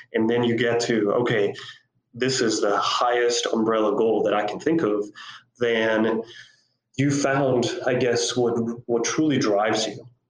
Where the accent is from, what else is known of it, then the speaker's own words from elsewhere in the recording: Costa Rica; moved away as an adult; also born or lived in South Africa; So I grew up in Costa Rica. I'm actually a native uh, Costa Rican